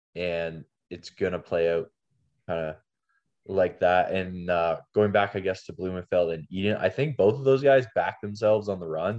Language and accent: English; Canada; being Canadian